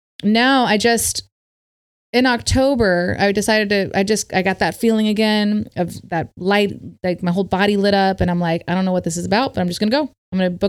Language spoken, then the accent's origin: English; Berkeley, California, United States; born there; also born or lived in India; I was born in Berkeley, but I lived back. I moved back and forth from India to America since I was like 5.5 years old.